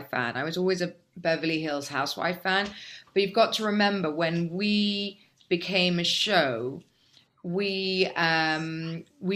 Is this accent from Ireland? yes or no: no; England, United Kingdom; now in Dubai, United Arab Emirates; We're English